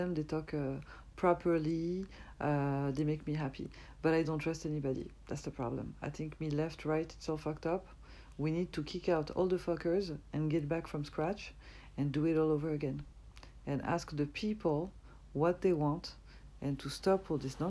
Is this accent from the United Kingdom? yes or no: no; France; accent: French; English is a second language; I'm from France